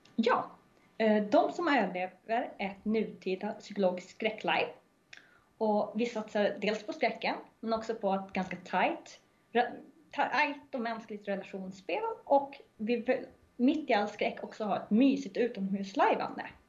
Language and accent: Swedish; Norrland, Sweden; jag är norrlänning